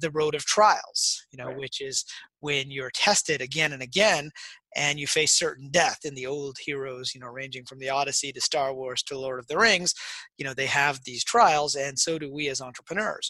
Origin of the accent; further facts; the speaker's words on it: Detroit, Michigan, United States; I grew up in Detroit